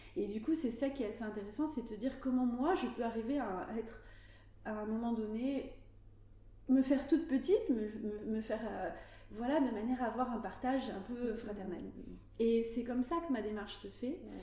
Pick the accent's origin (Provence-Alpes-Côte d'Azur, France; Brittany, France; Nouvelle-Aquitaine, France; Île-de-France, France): Nouvelle-Aquitaine, France; Médoc; also born or lived in Arcachon Bay / Paris; J'ai grandi dans le Médoc et je vis actuellement entre le Médoc